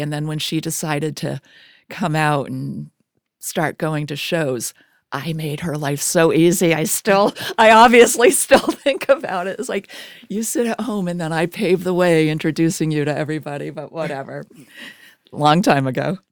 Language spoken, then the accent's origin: English; Springfield, Vermont, United States; moved away; I'm from Springfield, Vermont